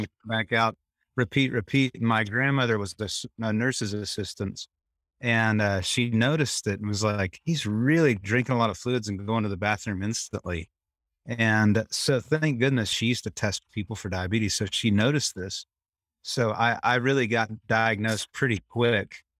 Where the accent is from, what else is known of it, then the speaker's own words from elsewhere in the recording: Temple, Texas, United States; I grew up in Temple, Texas